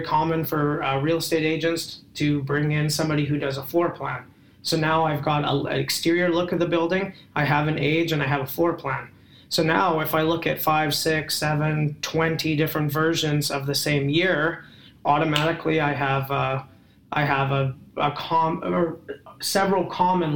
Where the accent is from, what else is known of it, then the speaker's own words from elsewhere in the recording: Canada; I'm a Canadian